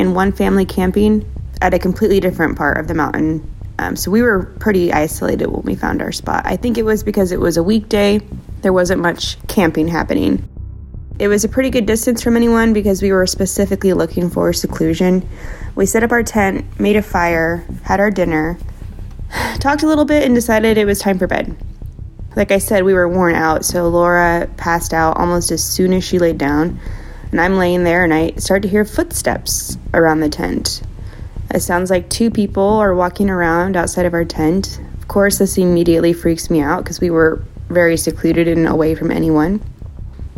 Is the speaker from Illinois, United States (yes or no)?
no; Kansas, United States; I'm from Kansas